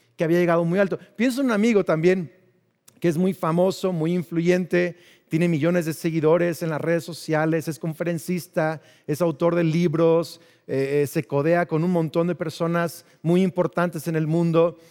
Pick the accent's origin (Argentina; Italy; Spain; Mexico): Mexico; crecimos en México